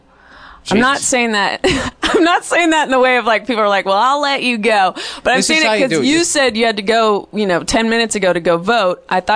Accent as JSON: {"language": "English", "town": "Oakland", "region": "California", "country": "United States", "tie": "born or raised there", "said": "I grew up in the Bay Area"}